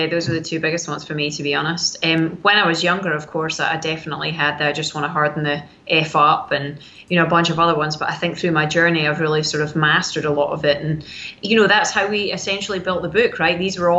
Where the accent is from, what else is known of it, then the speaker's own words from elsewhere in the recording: Scotland, United Kingdom; I'm a Scottish lassie